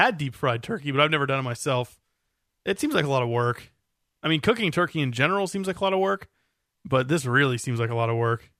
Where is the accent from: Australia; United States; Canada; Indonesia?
United States; I think it's because it's said in America, you know, by us Americans.